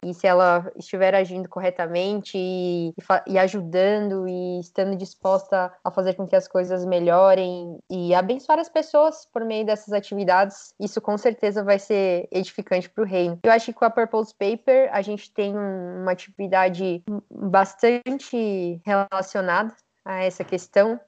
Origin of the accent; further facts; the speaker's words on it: São Paulo, Brazil; also born or lived in Rio Branco, Acre; eu sou de São Paulo, estou morando aqui em São Paulo agora, mas na verdade eu nasci em Rio Branco, no Acre